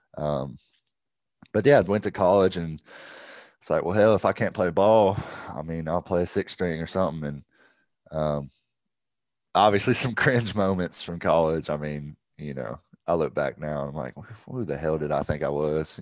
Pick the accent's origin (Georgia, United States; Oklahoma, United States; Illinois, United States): Georgia, United States; Augusta; also born or lived in Evans, Georgia / Waleska, Georgia; I grew up in Augusta. I was born in Augusta